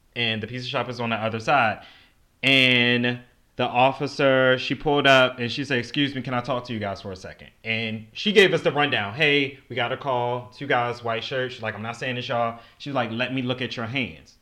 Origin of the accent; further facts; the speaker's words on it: Baltimore, Maryland, United States; born and raised in Baltimore City